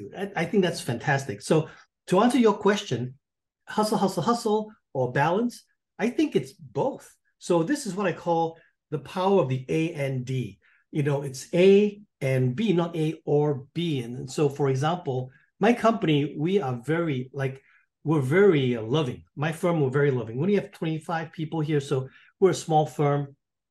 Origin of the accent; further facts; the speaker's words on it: Singapore; accent: pseudo British; moved away as an adult; now in North Carolina, United States; I'm from Singapore